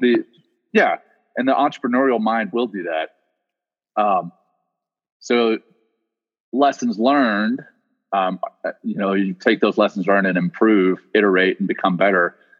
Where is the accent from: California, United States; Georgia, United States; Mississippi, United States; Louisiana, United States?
Louisiana, United States; also born or lived in South Africa; I grew up in Louisiana